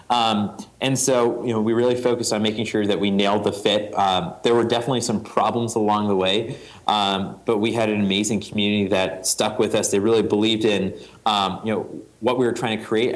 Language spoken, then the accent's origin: English; New England, United States; a Boy Scout growing up in New England